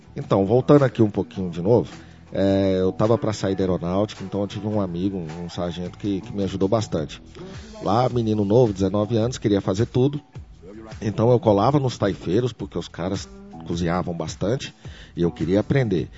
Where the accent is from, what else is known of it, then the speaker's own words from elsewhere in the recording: Brasília, Federal District, Brazil; nasci aqui em Brasília